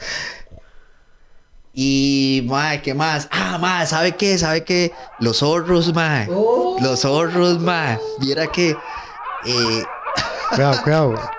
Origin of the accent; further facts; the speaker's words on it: Tibás, San José, Costa Rica; also born or lived in San Pedro; la escuela en Tibaz, mae y la José Rafael Araya Rojas